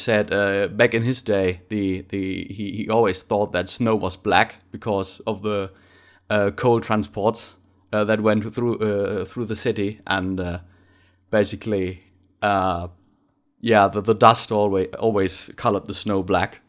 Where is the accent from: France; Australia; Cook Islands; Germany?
Germany; Bottrop, North Rhine-Westphalia; English is a second language; moved away as an adult; now in Munich, Germany; I'm from, from the ci-, the, the city of Bottrop, uh, which is, uh, an, a pretty industrial town.